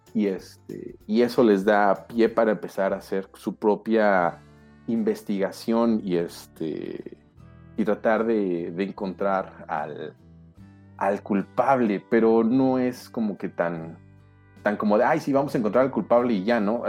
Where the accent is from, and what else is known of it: León, Guanajuato, Mexico; born or raised there; now in Mexico City, Mexico